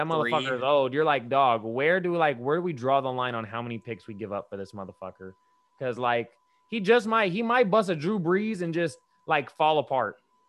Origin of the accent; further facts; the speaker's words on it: Brazil; English is a second language; I'm from Brazil anyway.